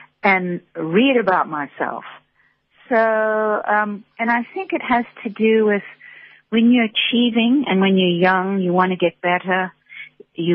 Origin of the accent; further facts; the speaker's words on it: South Africa; moved away as an adult; also born or lived in United States; coming back to South Africa, and, you know, I've lived back here now for 8 years